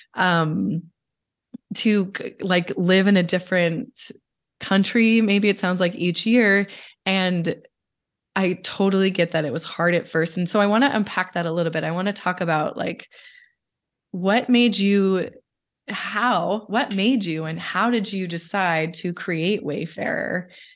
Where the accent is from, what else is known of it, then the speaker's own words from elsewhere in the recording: Pacific Northwest, United States; I'm from the Pacific Northwest